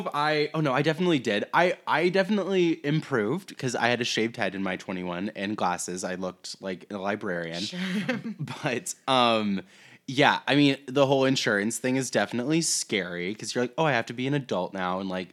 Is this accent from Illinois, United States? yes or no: no; Iowa, United States; Iowa. Yeah.